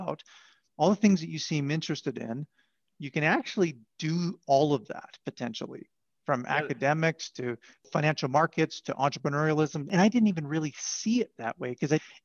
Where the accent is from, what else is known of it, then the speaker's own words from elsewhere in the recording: Southern Alberta, Canada; I grew up in Southern Alberta